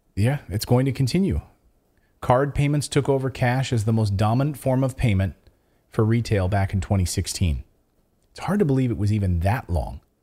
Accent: United States; moved away as an adult; now in Portugal; I'm American

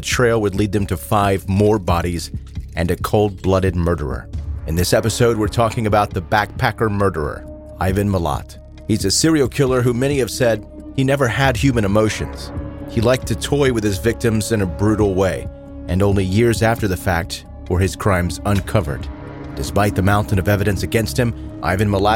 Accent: United States; I'm very American

